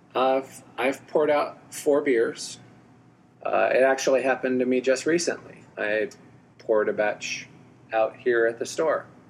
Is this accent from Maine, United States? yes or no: no; Alamogordo, New Mexico, United States; also born or lived in West Texas; now in Houston, United States; grew up in Alamogordo, New Mexico, little bitty place in the middle of nowhere